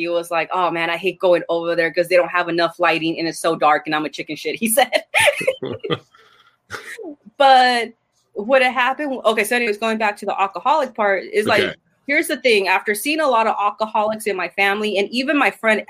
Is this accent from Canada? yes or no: no; Argentina; I'm from Argentina